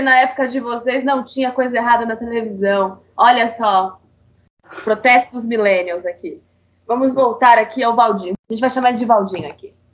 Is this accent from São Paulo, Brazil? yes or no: yes; São Paulo, Brazil; Falo isso como paulista